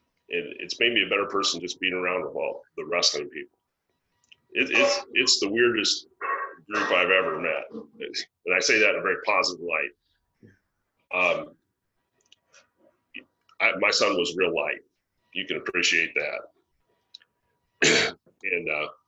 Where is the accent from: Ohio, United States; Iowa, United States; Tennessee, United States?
Iowa, United States; West Central; We're farm boys from West Central Iowa